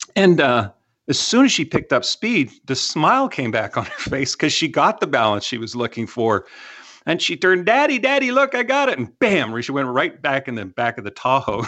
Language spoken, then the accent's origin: English; Canada; now in Texas, United States; I'm from Canada